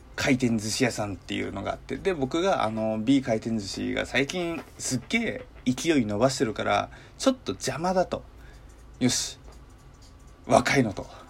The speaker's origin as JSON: {"language": "Japanese", "region": "Hokkaido", "country": "Japan", "tie": "born or raised there", "moved": "as an adult", "lives_now": "Kanto, Japan", "said": "実家が北海道、生まれも育ちも北海道なので"}